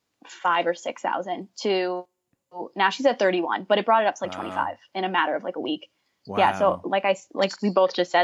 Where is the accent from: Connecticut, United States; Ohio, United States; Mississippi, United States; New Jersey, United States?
New Jersey, United States; moved away as an adult; now in Rhode Island, United States; I'm from New Jersey, but I go to school in Rhode Island